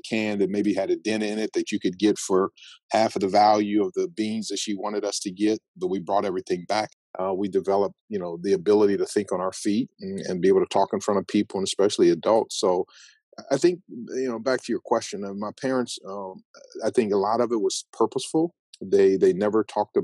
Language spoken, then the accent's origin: English; Phoenix, Arizona, United States; also born or lived in Tempe, Arizona; I was born and raised in South Phoenix